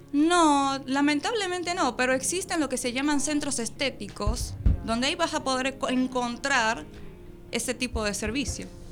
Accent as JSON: {"language": "Spanish", "country": "Dominican Republic", "moved": "yes", "lives_now": "Argentina", "said": "Soy dominicana, naturalizada argentina"}